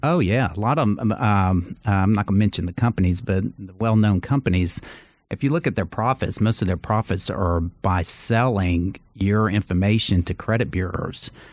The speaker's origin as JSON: {"language": "English", "town": "Charleston", "region": "South Carolina", "country": "United States", "tie": "born or raised there", "also_born_or_lived": "Los Angeles", "moved": "as an adult", "said": "I grew up in Charleston."}